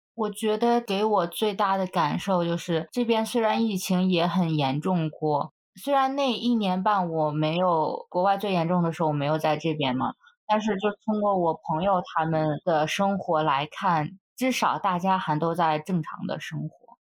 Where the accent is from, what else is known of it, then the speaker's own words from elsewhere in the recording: Hebei, China; moved away as an adult; also born or lived in United States; 我们那儿当地的河北